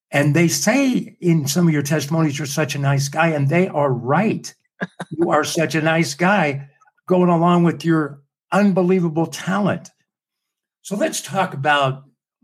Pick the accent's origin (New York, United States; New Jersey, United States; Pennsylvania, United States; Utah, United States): Utah, United States; We're both from Utah